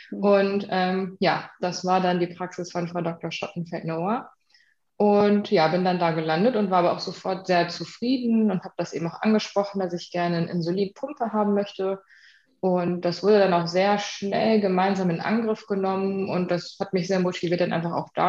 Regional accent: Düsseldorf, North Rhine-Westphalia, Germany; also born or lived in Berlin; warum ich dann 2019 eben wieder zurück in meine Heimatstadt nach Düsseldorf gezogen bin.

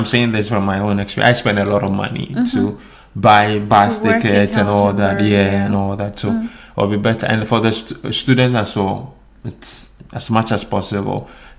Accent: Ghana; English is a second language; now in Sweden; As compared to, if I'm comparing this to Ghana. My home country, Ghana, it's quite expensive, you know.

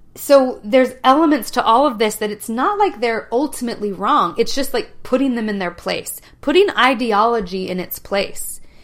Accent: Utah, United States; I grew up in Utah County

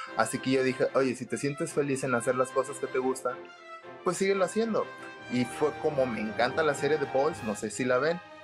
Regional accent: Monterrey, Nuevo León, Mexico; soy de Monterrey, Nuevo León

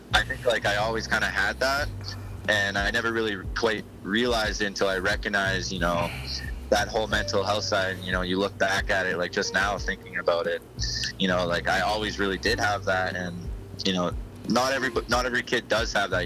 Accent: Olds, Alberta, Canada; I went back to Olds, which is you know a small town where I grew up

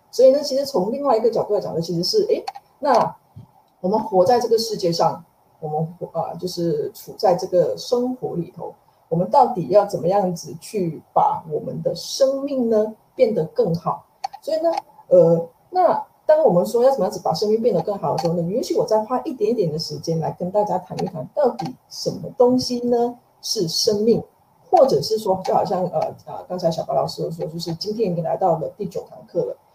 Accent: Malaysia; now in Taiwan; 我也是马来西亚人，那在M C O这段期间其实也是很心系，马来西亚的家人

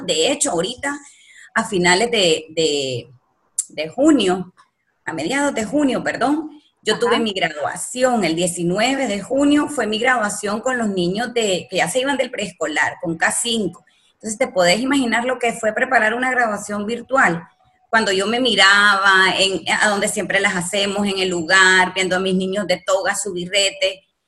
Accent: El Salvador; moved away as an adult; now in Nicaragua; yo soy salvadoreña y entonces toda mi familia

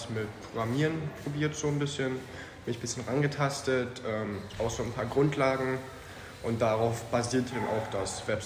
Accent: Calau, Brandenburg, Germany; ich komme aus Karlau und bin auch 15 Jahre alt.

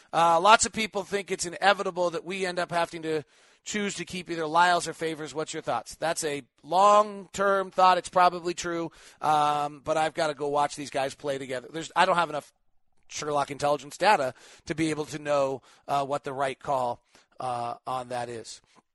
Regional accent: Perth, Western Australia, Australia; Hey, David, I'm from Perth, Western Australia.

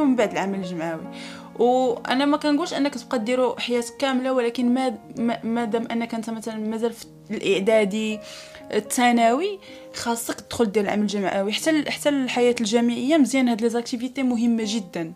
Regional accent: Morocco; عندناش في المغرب

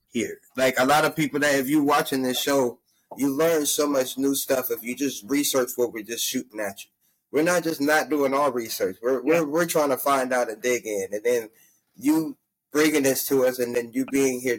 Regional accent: California, United States; I was like, damn, I'm from California and moved to a place where this shit lasted all goddamn day.

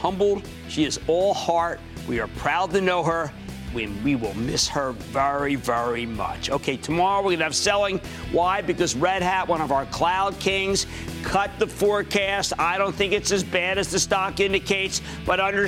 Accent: New Jersey, United States; my home state of New Jersey.

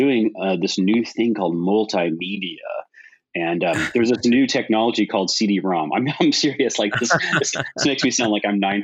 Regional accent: Hawaii, United States; now in California, United States; I was born in Hawaii and I lived there, and then I've lived in California

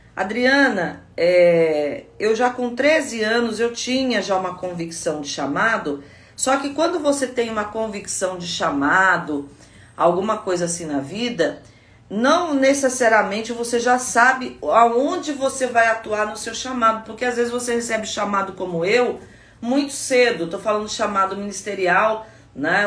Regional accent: Guaratinguetá, São Paulo, Brazil; lá na minha terra, Guaratinguetá

